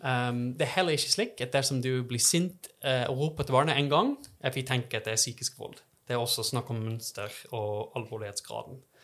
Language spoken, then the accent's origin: Norwegian; Texas, United States; Norwegian is a second language; moved away as an adult; now in Trondheim, Norway; Jeg kommer fra Texas